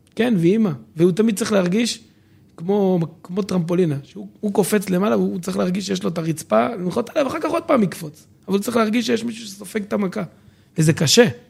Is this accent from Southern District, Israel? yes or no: yes; Dimona, Southern District, Israel; born or raised there; also born or lived in Jerusalem